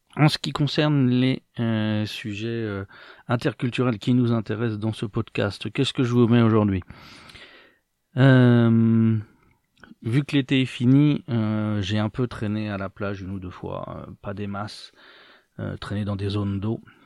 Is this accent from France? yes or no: yes; France; moved away; dans ma jeunesse en France